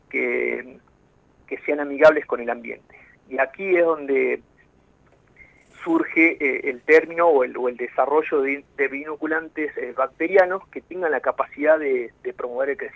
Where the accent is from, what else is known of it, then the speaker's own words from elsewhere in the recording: Salta, Argentina; also born or lived in Tucumán; now in Esquel, Argentina; yo soy nacido en Salta ¿sí? Este, pero antes de mi llegada eh, acá a Esquel, eh, estaba radicado viviendo